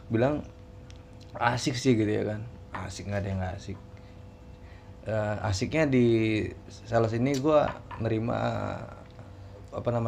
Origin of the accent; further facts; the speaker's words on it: Bogor, West Java, Indonesia; born there; umur gua sekarang beranjak 26 tahun semenjak gue kemarin lahir di Bogor.